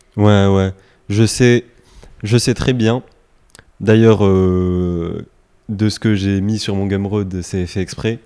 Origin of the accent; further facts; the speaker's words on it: France; on est français